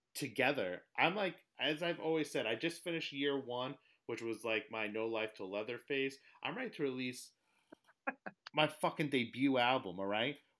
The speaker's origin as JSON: {"language": "English", "region": "New England", "country": "United States", "tie": "born or raised there", "lives_now": "Connecticut, United States", "said": "I grew up in New England, uh, relocated to the New York area. I'm in Connecticut now"}